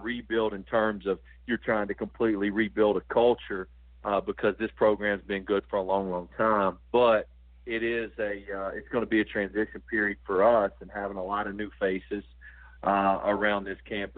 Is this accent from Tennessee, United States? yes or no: yes; Johnson City, Tennessee, United States; also born or lived in Texas; now in Asheville, United States; I'm from right across the state line in Tennessee, in the Johnson City area